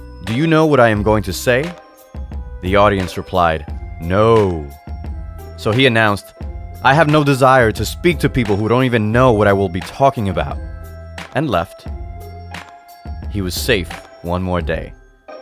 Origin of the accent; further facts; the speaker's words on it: Dominican Republic; As a kid growing up in the Dominican Republic